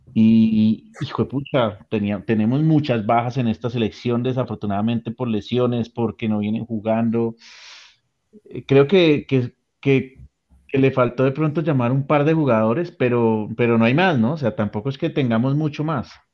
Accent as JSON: {"language": "Spanish", "country": "Colombia", "said": "lo que realmente nos importa como colombianos"}